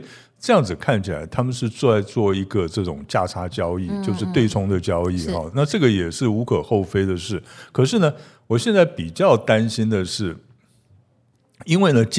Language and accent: Chinese; Pingtung County, Taiwan; 哎，我们屏东人都一样，我也是这样。